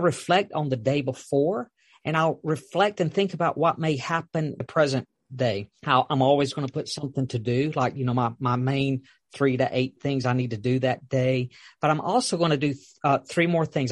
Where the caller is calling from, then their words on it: North Carolina, United States; I'm calling in from North Carolina